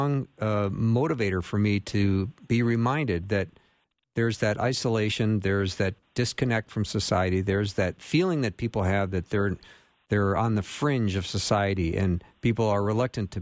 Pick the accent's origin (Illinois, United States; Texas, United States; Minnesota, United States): Minnesota, United States; Minneapolis; my hometown of Minneapolis